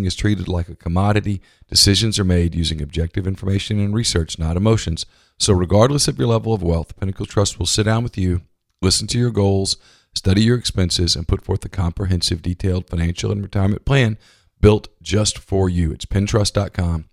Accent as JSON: {"language": "English", "region": "Louisiana", "country": "United States", "said": "I'm from Louisiana"}